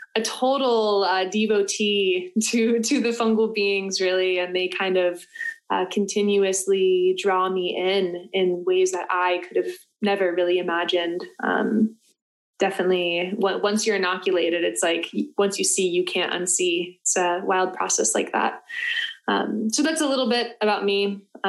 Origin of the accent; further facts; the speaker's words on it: Florida, United States; I was born and raised in Florida